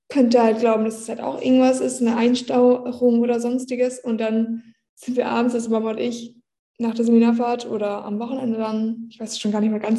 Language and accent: German; Nordhorn, Lower Saxony, Germany; Ich war gerade noch in Nordhorn in meiner Heimat.